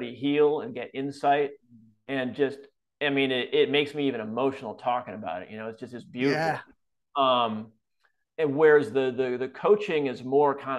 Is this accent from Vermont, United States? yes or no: no; Wisconsin, United States; also born or lived in California; now in Florida, United States; I grew up in Wisconsin, so I have a lot of family and friends still there